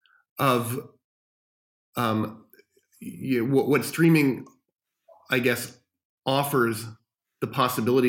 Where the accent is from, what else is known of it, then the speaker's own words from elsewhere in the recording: New York City, New York, United States; moved away as an adult; now in Los Angeles, United States; As a kid growing up in New York City, and I used to run to Kim's Video and wherever, I lived in Greenwich Village